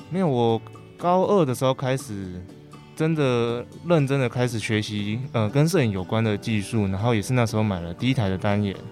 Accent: Puzi, Chiayi County, Taiwan; moved away as an adult; 朴子，我好，我的家乡

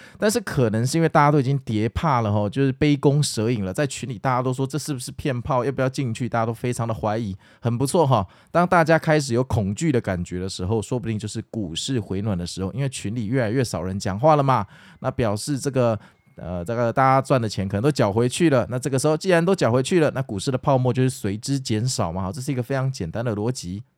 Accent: Taipei, Taiwan; 但是我们台北人就是，哎，就是去上班吧

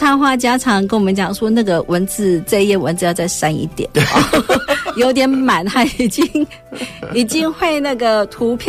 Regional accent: Taipei, Taiwan; 啊，真的是，啊，是因为我是从台北来的，

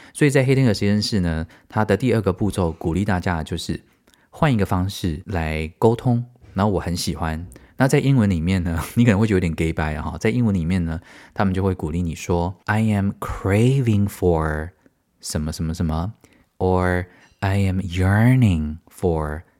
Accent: Tainan, Taiwan; moved away; 我是台南人

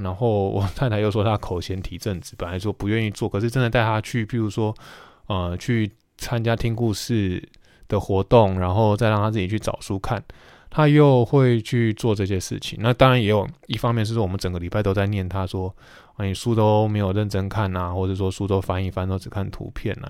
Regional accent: Taiwan; also born or lived in United States; 美国念完书回到台湾研究所念完之后

